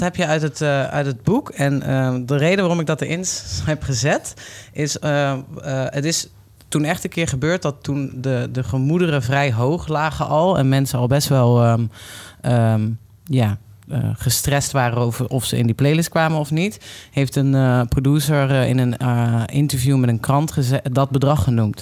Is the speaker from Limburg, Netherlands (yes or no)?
yes; Limburg, Netherlands; ik kom uit Limburg.